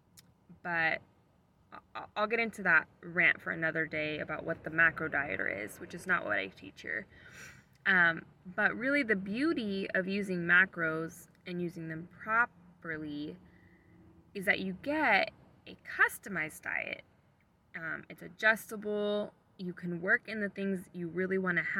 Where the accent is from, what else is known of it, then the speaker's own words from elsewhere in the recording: Sacramento, California, United States; also born or lived in Redding, California; I was born and raised in Sacramento, California